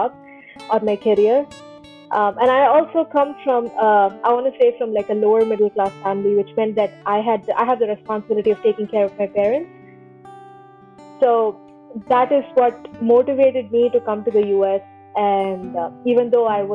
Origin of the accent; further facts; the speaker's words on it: Chennai, Tamil Nadu, India; moved away as an adult; also born or lived in East Coast, United States / Sunnyvale, California; now in United States; I'm from Chennai